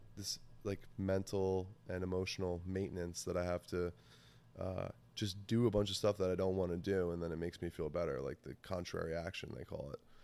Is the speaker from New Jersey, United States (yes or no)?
yes; New Jersey, United States; I grew up in New Jersey I still live in New Jersey